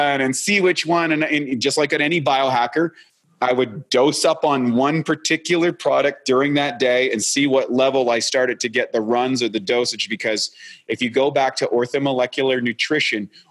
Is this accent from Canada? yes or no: yes; Canada; moved away; I'm a Canadian originally.